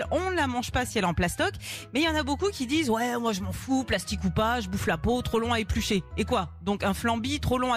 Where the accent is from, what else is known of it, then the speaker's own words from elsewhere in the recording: Grand Est, France; Ah bah chez moi, dans la Marne, c'est quatre.